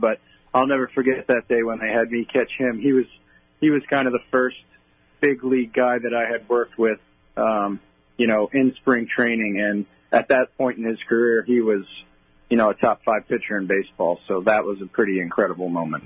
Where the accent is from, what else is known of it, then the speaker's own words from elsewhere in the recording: West Islip, New York, United States; I grew up on the south side of Montauk Highway, right behind Good Samaritan Hospital